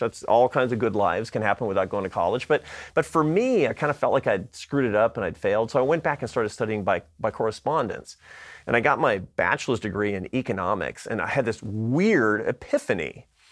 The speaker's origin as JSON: {"language": "English", "town": "Seattle", "region": "Washington", "country": "United States", "moved": "yes", "said": "I come from Seattle, Washington"}